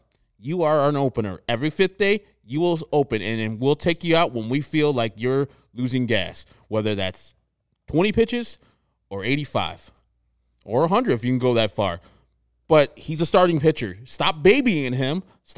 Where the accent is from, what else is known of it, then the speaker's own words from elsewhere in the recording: Texas, United States; I'm from Texas, so I can handle the heat.